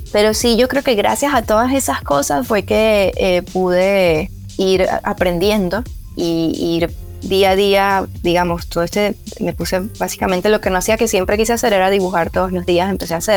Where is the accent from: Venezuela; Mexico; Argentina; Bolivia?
Venezuela; moved away as an adult; now in Barranquilla, Colombia; cuando me fui de Venezuela tenía una oferta laboral en Barranquilla eh, como arquitecta.